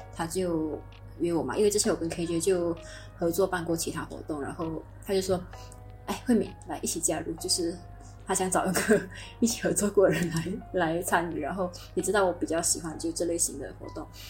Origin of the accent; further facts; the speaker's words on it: Malaysia; moved away as an adult; now in Germany; 我今年十三岁。呃，然后我，我来自马来西亚的人。诶，现在我在德国读master